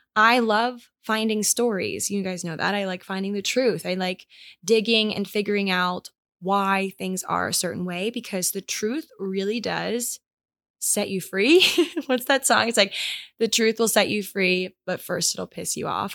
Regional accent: Maryland, United States; moved away; my hometown in Maryland

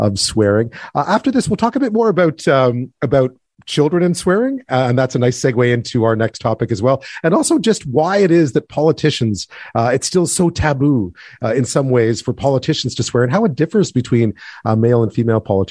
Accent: Quebec, Canada; I grew up in Quebec, speaking English and French

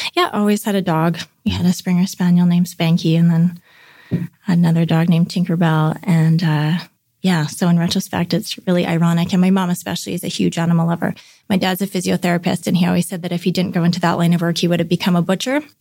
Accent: North Vancouver, British Columbia, Canada; grew up in North Vancouver. Yeah, a suburb outside of Vancouver in British Columbia, Canada.

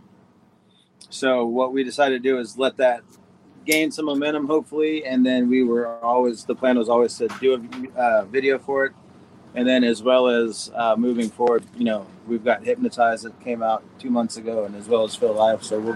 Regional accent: Houston, Texas, United States; Tab and I are from Houston, Texas, technically

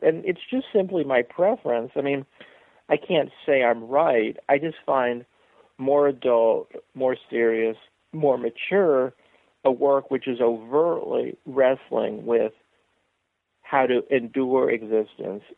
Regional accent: San Francisco, California, United States; also born or lived in upstate New York; now in Seattle, United States; growing up in San Francisco in the 1960s

